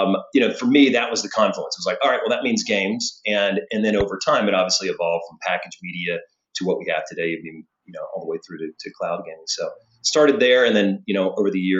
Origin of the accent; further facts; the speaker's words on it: the South, United States; moved away as an adult; also born or lived in New York; I'm from the South originally